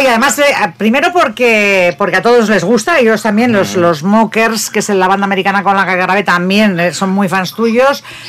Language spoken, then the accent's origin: Spanish; Bilbao, Basque Country, Spain; moved away as an adult; now in Barcelona, Spain; soy de Bilbao yo